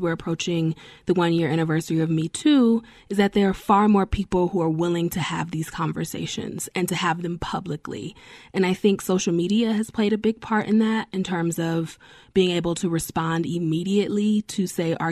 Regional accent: New York, United States; also born or lived in Denver / North Carolina; I'm from New York

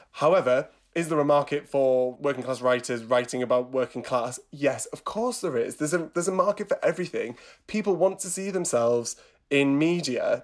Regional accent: Teesside, North East England, United Kingdom; moved away; I'm originally from Teesside, grew up in a town near Middlesbrough, from a working class upbringing.

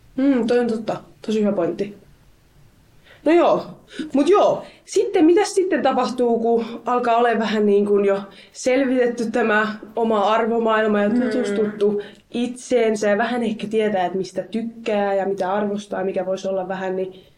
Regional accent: Helsinki, Uusimaa, Finland; mä itse siis Helsingistä kotoisin

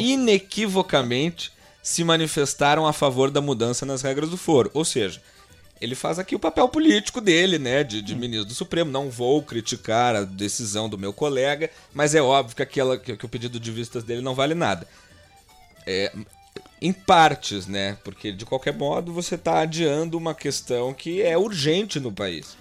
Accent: Gaúcho, Rio Grande do Sul, Brazil; como gaúcho brasileiro

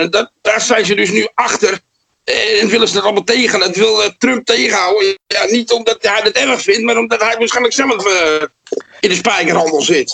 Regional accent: Amsterdam, North Holland, Netherlands; bij ons in Amsterdam

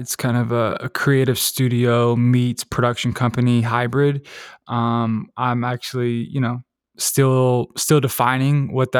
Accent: Decatur, Georgia, United States; I'm from Decatur, Georgia, which is like, you know, a pretty, you know, big city in Atlanta. It's kind of like neighboring Atlanta City. It's metropolitan Atlanta.

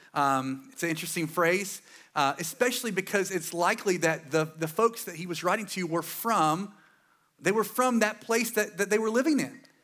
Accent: Eastern North Carolina, United States; I'm from here, East North Carolina. I'm pretty proud of it

